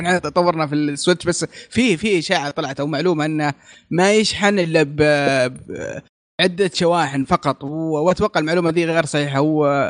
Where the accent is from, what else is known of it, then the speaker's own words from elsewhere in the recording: Saudi Arabia; عندنا في السعوديه